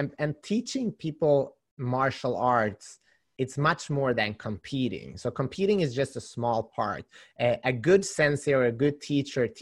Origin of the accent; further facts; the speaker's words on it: Halmstad, Halland County, Sweden; moved away as an adult; now in California, United States; It's Halmstad. It's a small town on the west coast with about 100,000 people.